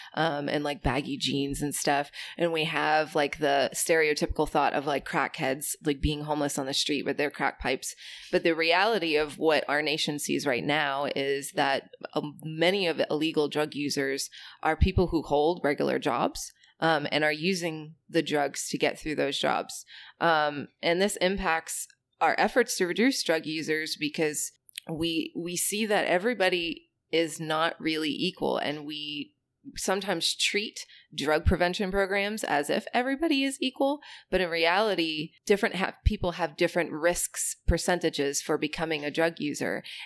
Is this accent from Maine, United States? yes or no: yes; Maine, United States; moved away; I'm from the border of Canada in the state of Maine